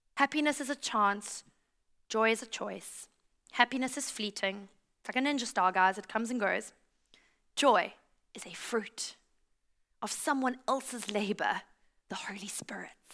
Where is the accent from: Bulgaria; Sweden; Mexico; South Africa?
South Africa; also born or lived in United States; now in Australia